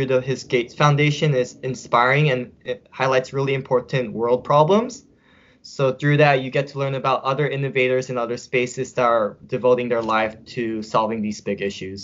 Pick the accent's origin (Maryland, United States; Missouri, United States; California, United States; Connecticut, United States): California, United States; also born or lived in upstate New York; now in New York, United States; I grew up in California, I love the ocean